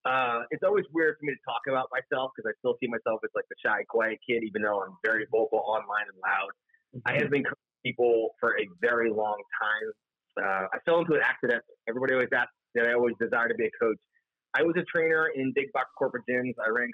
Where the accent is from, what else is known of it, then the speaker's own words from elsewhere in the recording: Florida, United States; I'm from South Florida, and everyone picks up the fact, like, you sound like this California surfer dude, you say, and I thought Florida.